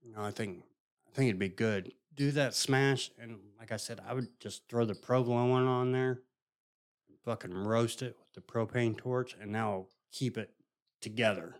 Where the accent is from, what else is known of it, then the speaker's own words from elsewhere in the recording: Indiana, United States; I'm from Indiana and my mom's from Kentucky